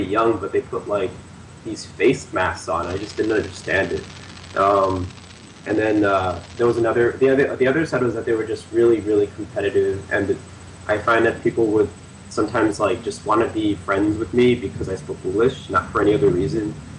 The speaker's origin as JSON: {"language": "English", "country": "United States", "moved": "yes", "lives_now": "South Korea", "said": "I'm American"}